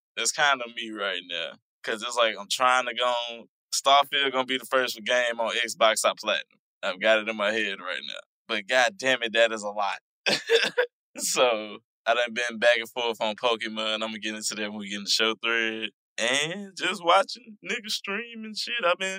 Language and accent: English; Dallas, Texas, United States; I'm from Dallas.